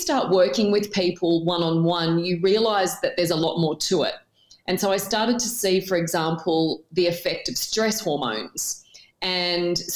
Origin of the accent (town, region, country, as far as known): Tamworth, New South Wales, Australia; born or raised there; moved away as an adult; also born or lived in Newcastle, New South Wales